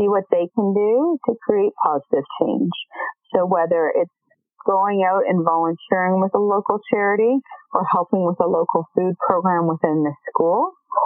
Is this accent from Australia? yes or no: no; Canada; as a Canadian population